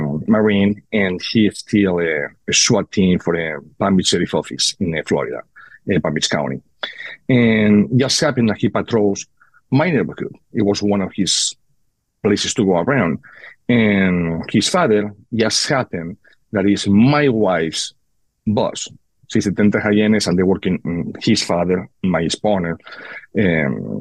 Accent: Spain; moved away; born and raised in Spain

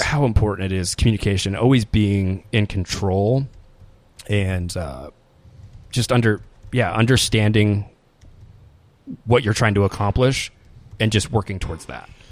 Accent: Des Moines, Iowa, United States; moved away as an adult; also born or lived in Ames, Iowa / Las Vegas, Nevada; I grew up, I grew up in Des Moines, Des Moines, Iowa

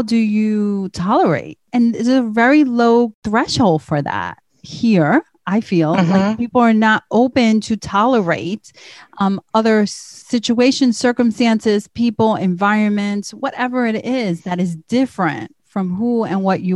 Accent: United States; I'm from the United States

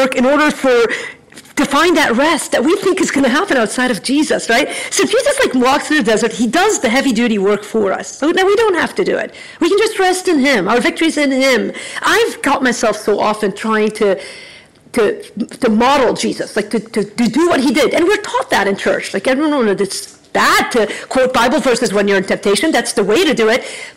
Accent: United States; also born or lived in Chicago

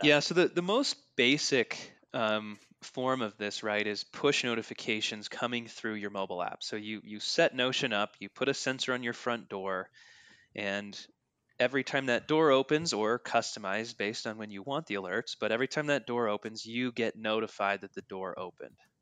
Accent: north of Denver, Colorado, United States; We grew up in Colorado together, north of Denver

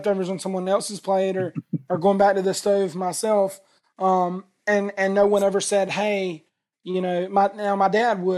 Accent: the South, United States; I grew up in the South

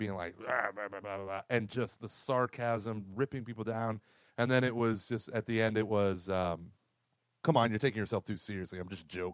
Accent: Oklahoma, United States; I grew up in Oklahoma

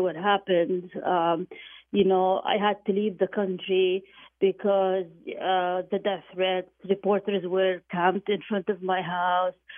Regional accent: Jordan; moved away; my hometown of, of Jordan

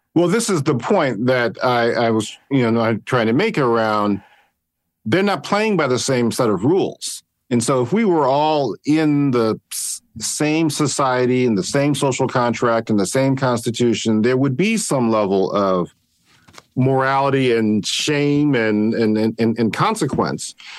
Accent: Cleveland, Ohio, United States; moved away as an adult; now in San Francisco, United States; I grew up in Cleveland, Ohio originally

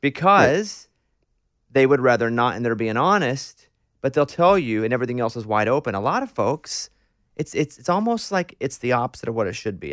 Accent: Arkansas, United States; I grew up in Arkansas

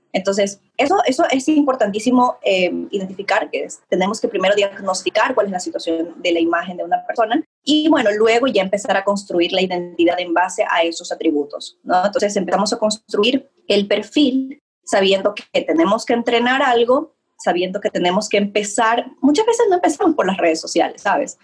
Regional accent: Ecuador; yo soy de Ecuador

